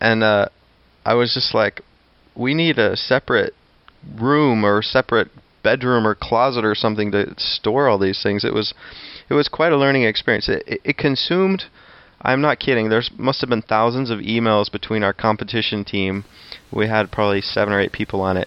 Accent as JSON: {"language": "English", "town": "Tacoma", "region": "Washington", "country": "United States", "tie": "born or raised there", "moved": "yes", "said": "I grew up in Tacoma"}